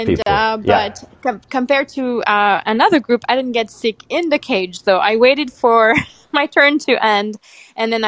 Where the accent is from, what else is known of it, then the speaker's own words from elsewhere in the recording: Senegal; moved away as an adult; I'm from Senegal, like you mentioned. I was born and raised in West Africa